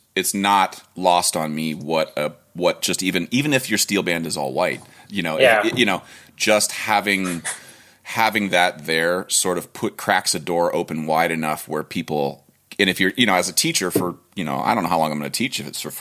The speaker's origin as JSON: {"language": "English", "region": "Ohio", "country": "United States", "tie": "born or raised there", "said": "I'm from Ohio and I grew up in a cornfield."}